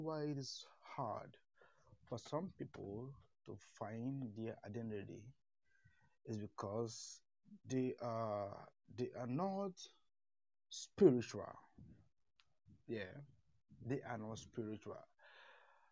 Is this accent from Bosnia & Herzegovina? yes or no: no; eastern Nigeria, Nigeria; I'm from Nigeria, the eastern part of Nigeria, but I'm based in the south